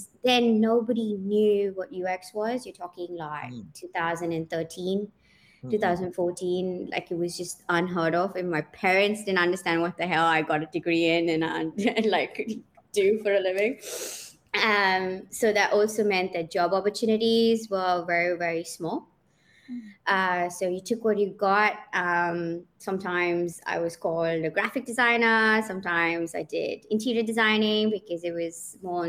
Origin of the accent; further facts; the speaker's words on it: Oman; moved away as an adult; also born or lived in Pune, India / Cape Town, South Africa; I grew up in Oman, and then I did my studying there